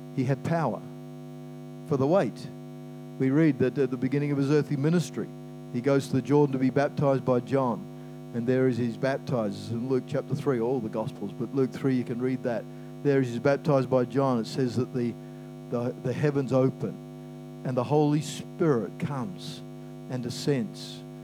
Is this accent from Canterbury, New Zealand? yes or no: yes; Christchurch, Canterbury, New Zealand; also born or lived in Brisbane, Australia / Lower Hutt, New Zealand; I was born in Brisbane, lived in Christchurch. We moved there when I was eight